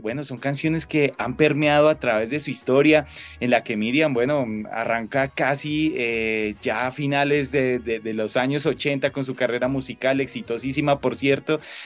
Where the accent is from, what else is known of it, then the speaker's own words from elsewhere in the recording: Colombia; como ciudadano colombiano